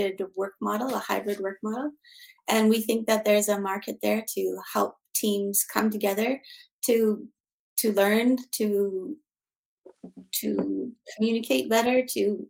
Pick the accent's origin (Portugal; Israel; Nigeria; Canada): Canada; Yukon; moved away as an adult; now in Switzerland; I'm also Canadian, living in Switzerland since 2010. And I grew up in the Yukon in Canada